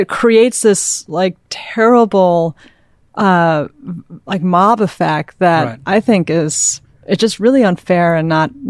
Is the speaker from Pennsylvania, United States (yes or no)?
no; Manhattan, New York, United States; I'm a Manhattan kid.